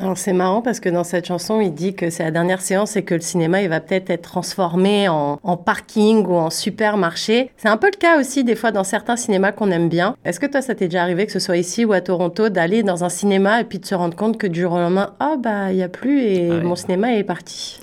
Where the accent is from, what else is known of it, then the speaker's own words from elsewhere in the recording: Paris, Île-de-France, France; moved away; j'étais de Paris